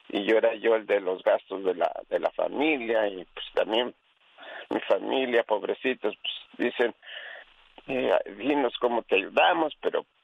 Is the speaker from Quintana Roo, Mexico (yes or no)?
no; Puebla, Mexico; moved away; Yo soy de Puebla.